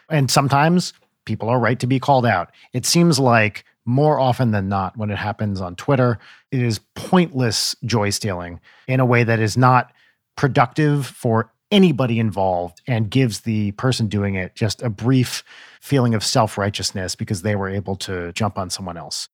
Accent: New Jersey, United States; I'm in my mid-forties, and I grew up in North Jersey in the eighties

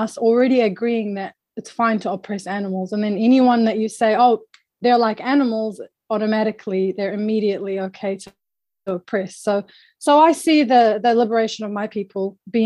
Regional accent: Iraq; now in New Zealand; I'm not from Aotearoa. I'm from Iraq

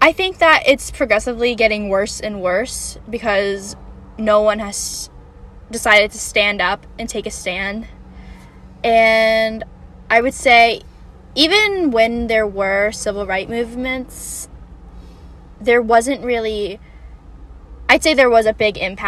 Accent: Bexley, Ohio, United States; also born or lived in Atlanta, Georgia; I moved to Bexley in third grade

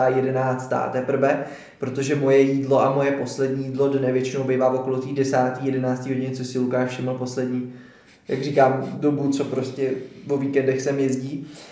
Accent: České Budějovice, South Bohemian Region, Czechia; jsem z Budějovic

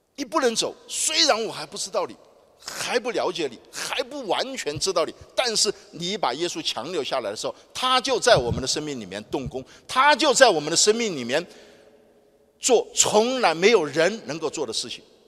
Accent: Nanjing, Jiangsu, China; 我从小在南京出生长大

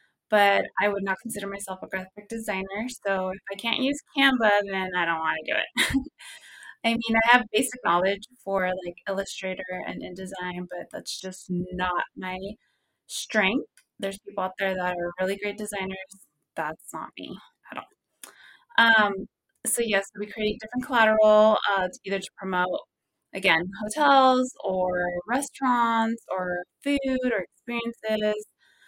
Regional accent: California, United States; I personally enjoy it because I'm originally from the Central Valley.

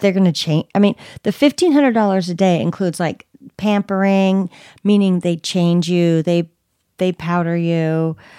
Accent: Bay Area, California, United States; I'm from the Bay Area

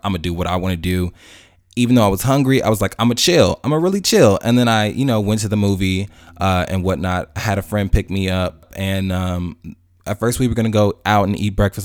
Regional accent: Chicago, Illinois, United States; now in Atlanta, United States; I'm from Chicago originally, even though I live in Atlanta now.

